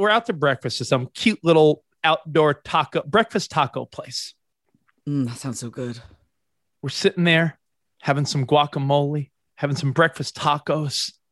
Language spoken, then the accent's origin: English; Texas, United States; I'm the Texan. Should I intervene with the other